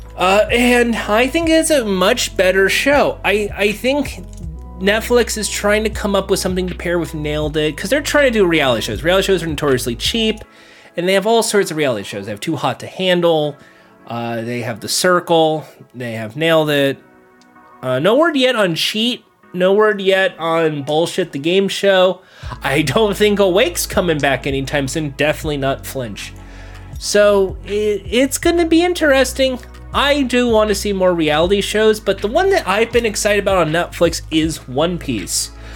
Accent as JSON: {"language": "English", "region": "California", "country": "United States", "said": "I'm from California"}